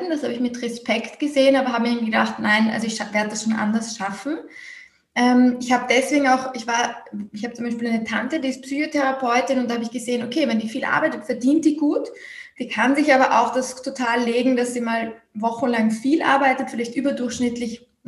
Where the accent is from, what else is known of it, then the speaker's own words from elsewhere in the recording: Vienna, Austria; Also ich bin aus Wien Österreich